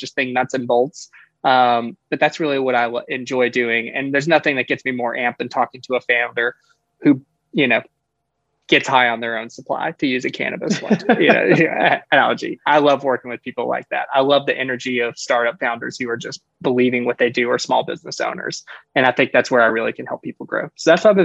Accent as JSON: {"language": "English", "town": "Birmingham", "region": "Alabama", "country": "United States", "moved": "yes", "lives_now": "Florida, United States", "said": "I'm from Birmingham, Alabama, originally, now living in Florida."}